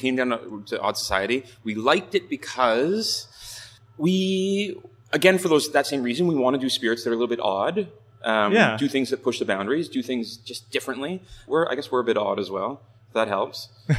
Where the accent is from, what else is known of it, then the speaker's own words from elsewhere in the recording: Ontario, Canada; moved away as an adult; also born or lived in Scotland; now in Vancouver, Canada; I'm originally from Ontario.